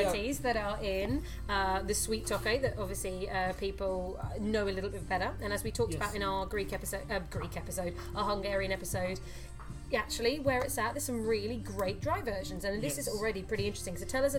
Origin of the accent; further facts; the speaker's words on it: England, United Kingdom; accent: English; I shall say it with my English accent.